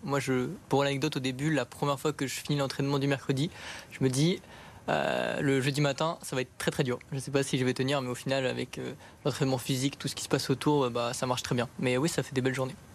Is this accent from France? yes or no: yes; Paris, Île-de-France, France; je viens de Paris même aussi